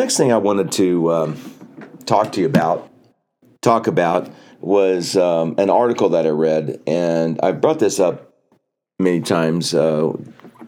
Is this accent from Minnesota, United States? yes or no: no; New Jersey, United States; moved away; I came from New Jersey. I am so happy I don't live in New Jersey anymore